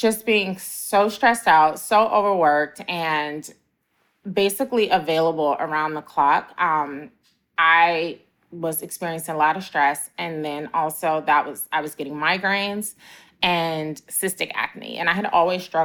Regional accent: Chicago, Illinois, United States; moved away; also born or lived in Atlanta; I went back to my hometown of Chicago

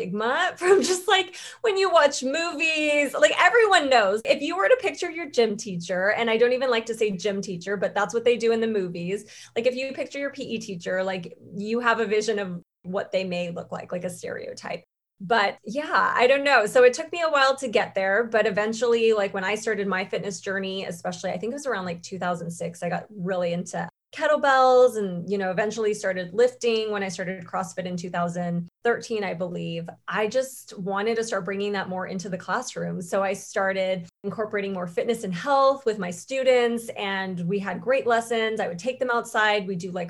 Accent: La Mirada, California, United States; also born or lived in West Hollywood, Los Angeles; I'm over here in West Hollywood in Los Angeles, and I'm from La Mirada, which is about like 28 miles away from here.

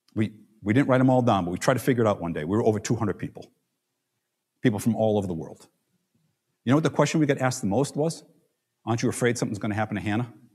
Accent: New York City, New York, United States; we're from Staten Island

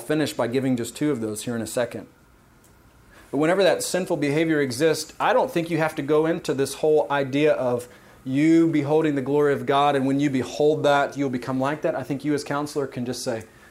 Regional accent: Savannah, Georgia, United States; I grew up in Savannah, Georgia

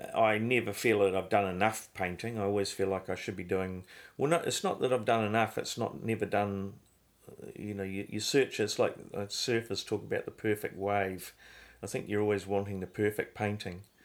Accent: Christchurch, Canterbury, New Zealand; I grew up in Christchurch. I was born in Christchurch in New Zealand

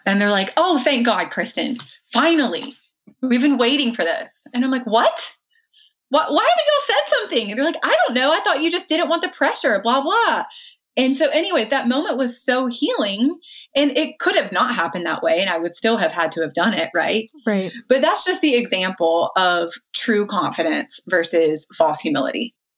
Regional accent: the South, United States; I was raised in the South

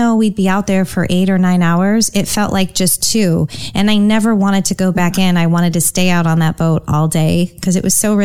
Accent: San Francisco Bay Area, Northern California, United States; I grew up in Northern California, actually, the San Francisco Bay Area.

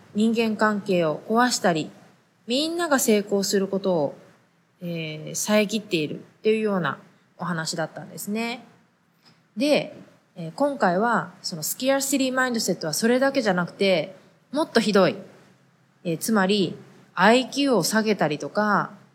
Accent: Japan; moved away; 日本で生まれ育った私たちは

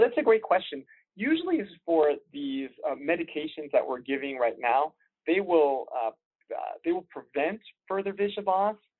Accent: DC area, Northern Virginia, United States; moved away as an adult; also born or lived in Richmond, Virginia; I grew up in the Northern Virginia, uh, DC area

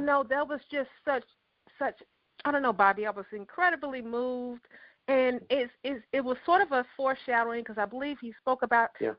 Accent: Memphis, Tennessee, United States; moved away; we both born and raised in Memphis, Tennessee

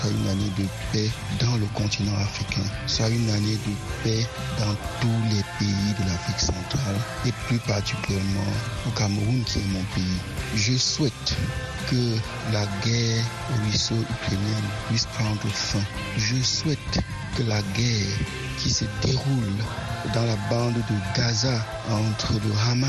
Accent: Chad; le Tchadien.

